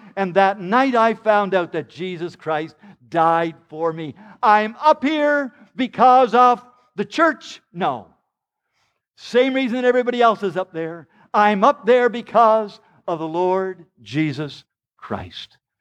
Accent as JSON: {"language": "English", "town": "Charlottetown", "region": "Prince Edward Island", "country": "Canada", "said": "I am just from Prince Edward Island, Canada. It's only a small province, about a hundred and forty miles long, and there's only about a hundred and forty thousand people of us live there, and, uh, we lived in the poor section of Charlottetown"}